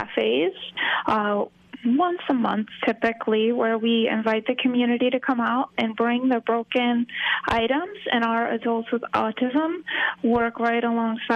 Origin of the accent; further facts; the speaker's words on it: Hudson Valley, New York, United States; moved away as an adult; now in Florida, United States; I grew up in the Hudson Valley